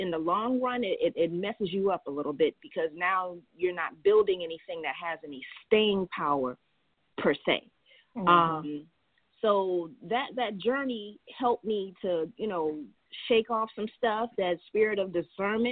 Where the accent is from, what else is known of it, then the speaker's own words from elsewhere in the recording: Charleston, South Carolina, United States; I am a Charleston native, Charleston, South Carolina